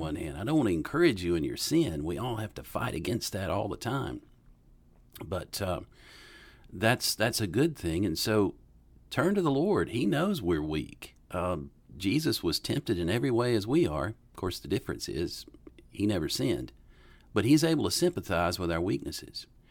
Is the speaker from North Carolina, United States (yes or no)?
yes; Western North Carolina, United States; moved away as an adult; also born or lived in Jackson, Mississippi; now in Bonita Springs, United States; I grew up in Western North Carolina